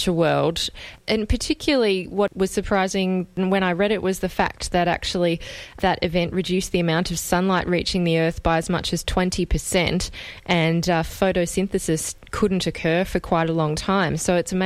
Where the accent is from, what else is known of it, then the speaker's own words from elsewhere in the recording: Australia; as an Australian